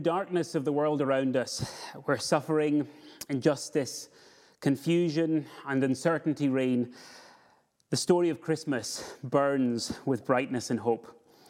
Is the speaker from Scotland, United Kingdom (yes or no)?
yes; Scotland, United Kingdom; now in Edinburgh, United Kingdom; Where I grew up in the Borders, we did snow properly, and in years where we got it, we had absolutely tons of snow.